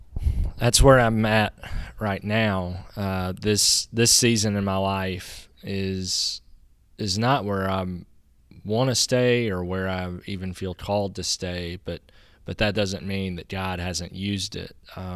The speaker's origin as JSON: {"language": "English", "town": "Natchez", "region": "Mississippi", "country": "United States", "tie": "born or raised there", "said": "I think while I was in college, while I was away from Natchez, I saw how broken Natchez was. And Natchez doesn't have any problems that other towns don't, but because it's where I was from"}